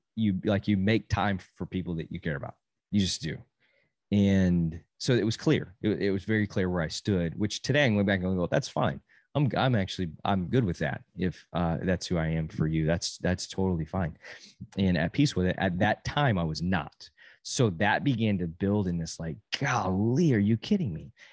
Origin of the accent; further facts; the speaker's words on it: Amarillo, Texas, United States; moved away as an adult; I grew up in the same church from zero to eighteen, and then I moved from Amarillo and went to college